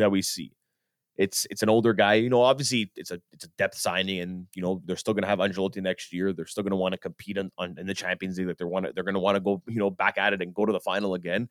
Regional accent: Canada; we're Canadian

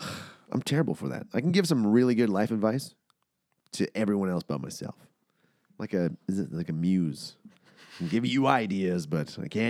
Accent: Brandon, Manitoba, Canada; Brandon, Manitoba.

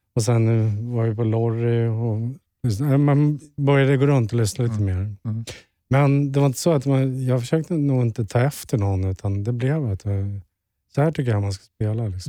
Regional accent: Stockholm, Stockholm County, Sweden; moved away as an adult; now in Sundbyberg, Sweden; Vårberg, vilket är mina hoods från ja. början. Skärholmen med Vårberg.

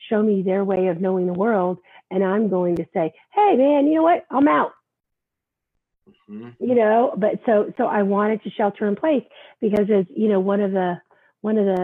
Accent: New York City, New York, United States; This thing about uh, about being a New Yorker.

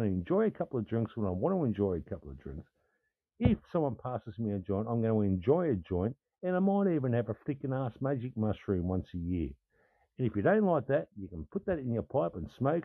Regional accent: Australia; I'm an Australian fucking man, I'm an Australian dude

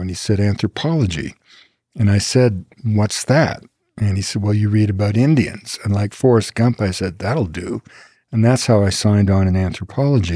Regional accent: Quebec, Canada; I grew up in Quebec at the time of what we call the two solitudes

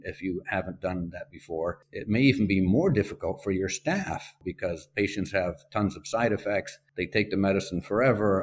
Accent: Spain; moved away; I grew up in Spain

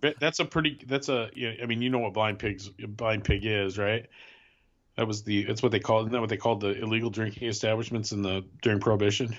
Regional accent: Wisconsin, United States; moved away; I grew up in Wisconsin

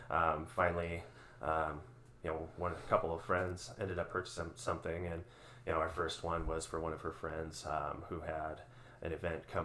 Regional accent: Minneapolis, Minnesota, United States; also born or lived in North Dakota / Bangladesh; Actually, originally from South Minneapolis, so I grew up in Minneapolis

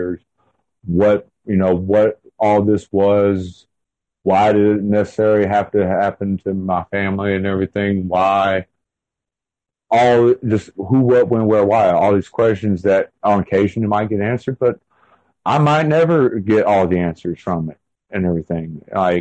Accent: the South, United States; accent: Southern; also born or lived in South Carolina / North Carolina; you have to excuse my accent and everything because I am from the South

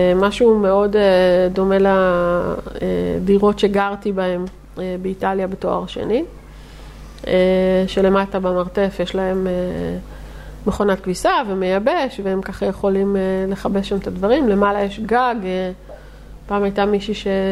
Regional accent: Netanya, Central District, Israel

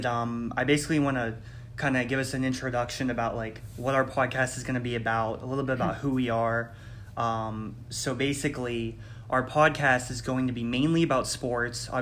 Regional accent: Warren, Ohio, United States; I'm from Warren, Ohio

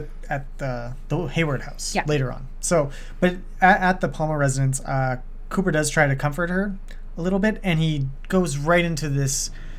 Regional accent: Canada; I'm Canadian

